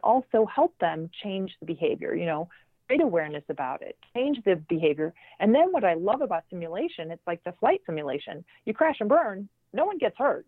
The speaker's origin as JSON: {"language": "English", "town": "Chicago", "region": "Illinois", "country": "United States", "tie": "born or raised there", "said": "I um, grew up in uh, the North Shore, Chicago, uh, so the suburbs"}